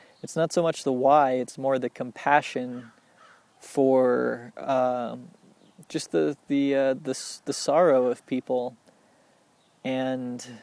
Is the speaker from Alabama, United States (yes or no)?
no; Littleton, Colorado, United States; growing up in Littleton, Colorado